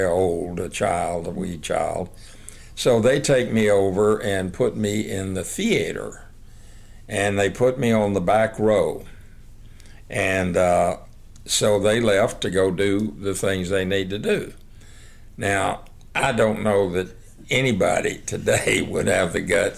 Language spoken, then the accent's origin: English; Hermleigh, Texas, United States; also born or lived in Snyder, Texas; I was born in Hermely, Texas, and I was born at a little house that my grandmother and granddad were living